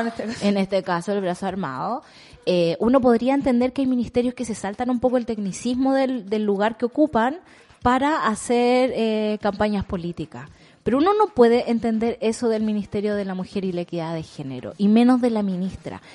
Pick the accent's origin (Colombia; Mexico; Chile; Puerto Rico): Chile